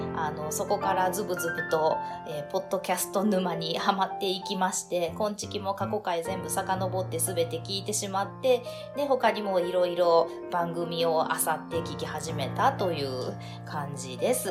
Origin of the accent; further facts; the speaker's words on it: Hyogo, Japan; moved away as an adult; now in Fukuoka, Japan; 実家が私兵庫 県なんですけれども